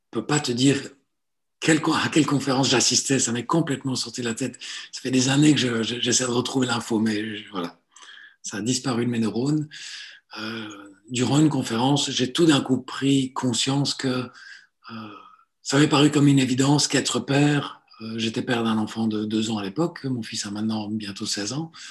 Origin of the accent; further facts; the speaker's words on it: Belgium; also born or lived in Italy / Southern France; Je suis né en Italie, je suis arrivé en Belgique, euh, pas tout seul, hein, j'étais tellement petit à l'époque, pour retourner en France pendant 5 ans. donc, de mes 8 à 13, j'ai vécu au sud de la France. Et puis, je suis revenu en Belgique à partir de 13 ans